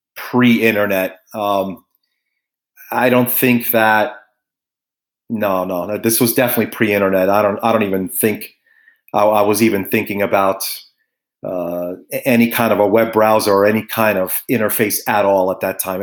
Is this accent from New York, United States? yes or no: yes; New York City, New York, United States; I was born in Brooklyn, uh, graduated out of St. John's University in Queens